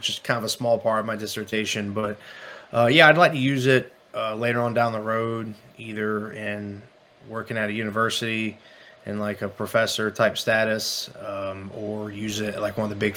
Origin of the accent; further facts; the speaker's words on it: Manatee County / Sarasota County, South Florida, United States; I grew up in South Florida, kind of like the Manatee County, Sarasota County areas